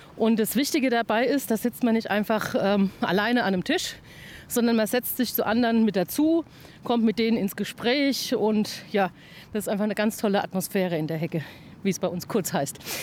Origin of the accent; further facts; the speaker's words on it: Klingenberg am Main, Bavaria, Germany; bei uns in Klingenberg